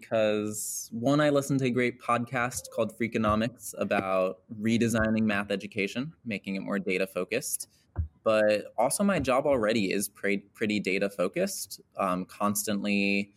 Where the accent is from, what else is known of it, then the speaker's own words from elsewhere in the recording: Kent, Ohio, United States; moved away as an adult; now in Los Angeles, United States; I grew up in Kent, Ohio, went to school in Hudson